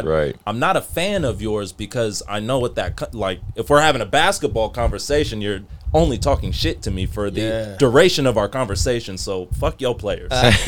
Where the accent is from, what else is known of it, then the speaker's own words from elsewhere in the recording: the Bay Area, California, United States; especially growing up in the Bay